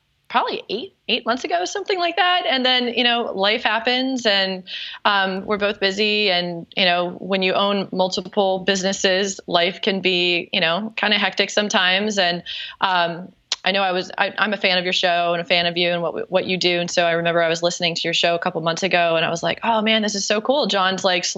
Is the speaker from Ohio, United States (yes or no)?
no; North Carolina, United States; accent: Southern; now in South Florida, United States; I'm actually from North Carolina in your neck of the woods. Who knows? Maybe my Southern accent will come out while we talk.